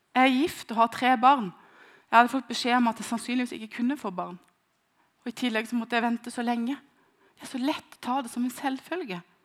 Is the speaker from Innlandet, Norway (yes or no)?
no; near Kristiansand, Agder, Norway; hjem fra Stavanger til utenfor Kristiansand, der jeg kommer fra